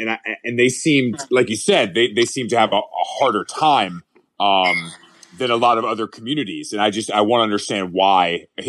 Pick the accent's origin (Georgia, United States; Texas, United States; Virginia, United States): Georgia, United States; Atlanta; I grew up in Atlanta.